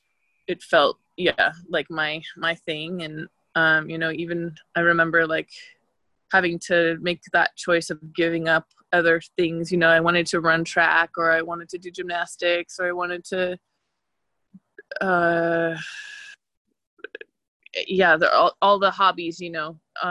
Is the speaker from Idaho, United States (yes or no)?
yes; Boise, Idaho, United States; moved away; I'm from Boise, Idaho